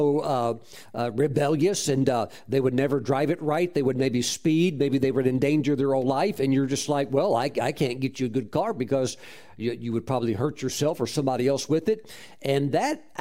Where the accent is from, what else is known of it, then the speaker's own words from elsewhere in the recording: Mississippi, United States; as a young boy, I was raised in Mississippi.